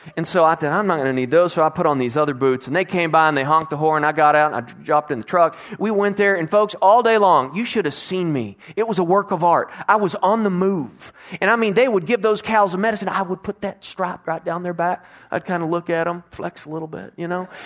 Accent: Bedford, Texas, United States; For most of my life, I grew up in the Herschelist Bedford area, which was close to Fort Worth

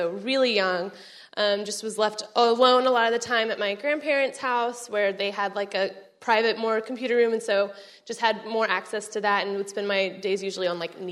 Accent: Arlington, Texas, United States; moved away as an adult; now in College Station, United States; I am from Arlington, Texas

